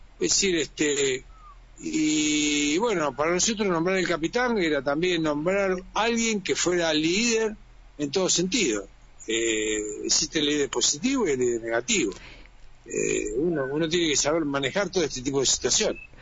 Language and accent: Spanish; Argentina